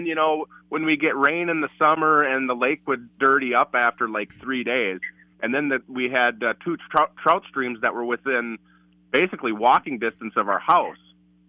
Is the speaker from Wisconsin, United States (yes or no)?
yes; Blair, Wisconsin, United States; Blair. I came from Blair, Wisconsin.